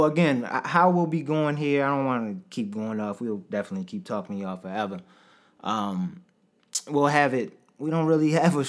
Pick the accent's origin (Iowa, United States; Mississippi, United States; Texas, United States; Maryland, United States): Maryland, United States; Baltimore; we're from Baltimore, Maryland